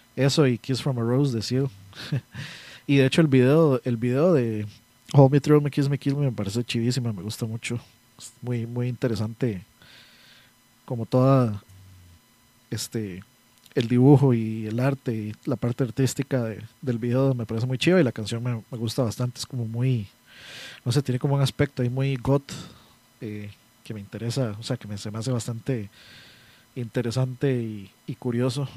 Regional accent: San José, Costa Rica; yo soy de Pavas, y aquí tienen a cortar la luz random

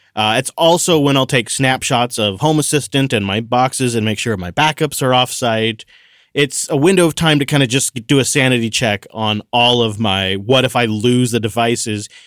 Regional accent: Washington, United States; my home state

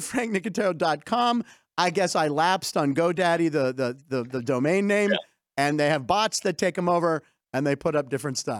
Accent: Pittsburgh, Pennsylvania, United States; we grew up in Pittsburgh.

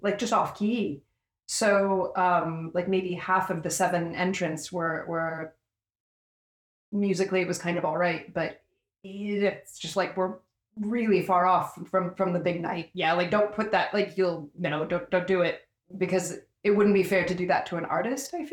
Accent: Australia; now in Finland; Australian living in Finland.

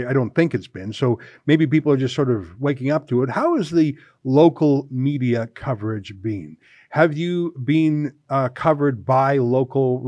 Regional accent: Calgary, Alberta, Canada; moved away; I'm from Calgary originally

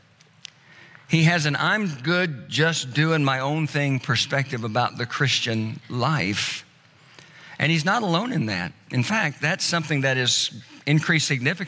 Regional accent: Tulsa, Oklahoma, United States; moved away; Tulsa, which is my hometown

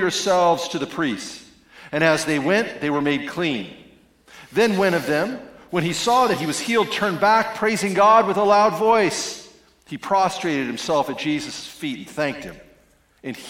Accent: Spokane, Washington, United States; moved away; I'm from Spokane, Washington

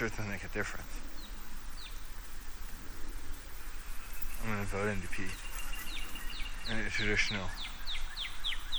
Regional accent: Brampton, Ontario, Canada; also born or lived in Georgetown; My studio is still in Brampton, even though I was born in Brampton. Sometimes I feel like my heart's in Brampton.

